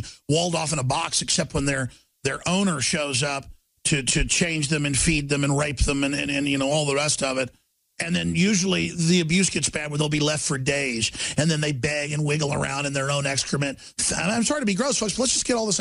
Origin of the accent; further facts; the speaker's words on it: Dallas, Texas, United States; growing up in Dallas, Texas in the 80s and 90s.